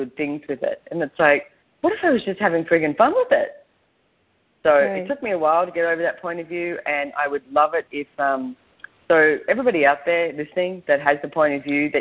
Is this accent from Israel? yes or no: no; Australia; I was brought up in Australia